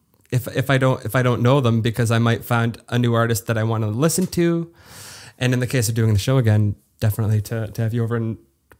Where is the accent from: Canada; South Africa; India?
Canada; Hamilton, Ontario; I grew up in Hamilton where everyone's Italian.